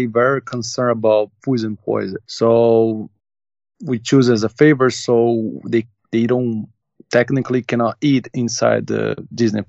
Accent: São Paulo, Brazil; we come from Brazil and São Paulo. We are from São Paulo

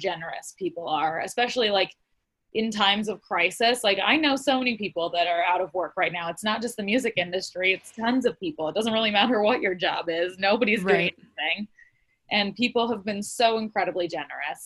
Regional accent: Montana, United States; I grew up in Montana, so, you know, rodeoing is a huge part of the culture I grew up in.

